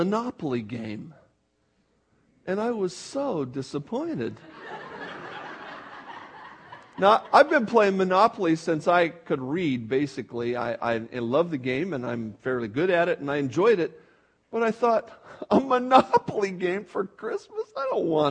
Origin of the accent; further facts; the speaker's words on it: Buffalo, New York, United States; moved away; I was born in New York, where the snow gets considerably deep, you know, in the Buffalo zone